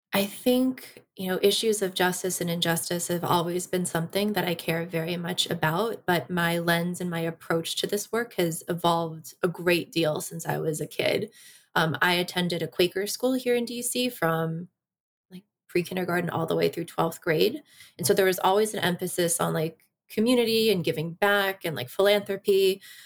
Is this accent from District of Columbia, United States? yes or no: yes; Washington, District of Columbia, United States; also born or lived in South Korea / Iksan, South Korea; I grew up here in D C.